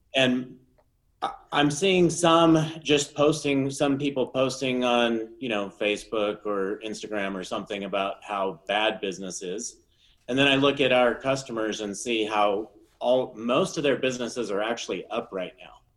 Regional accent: Utah, United States; I grew up here in Utah

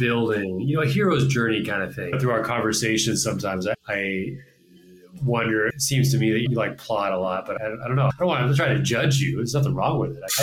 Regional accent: Pacific Northwest, United States; I'm from the Pacific Northwest

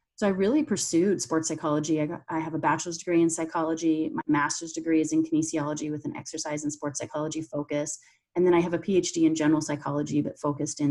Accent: Canada; moved away as an adult; now in United States; I'm Canadian, so I went to university there

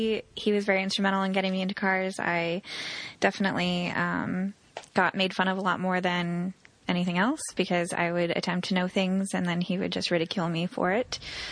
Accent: Arizona, United States; growing up in Arizona

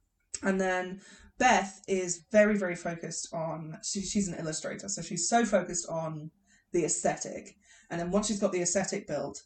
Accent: England, United Kingdom

